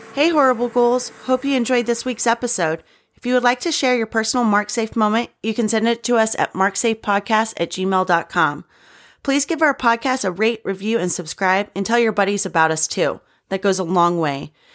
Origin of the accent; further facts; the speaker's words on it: Shelby County, Kentucky, United States; I'm from Shelby County in Kentucky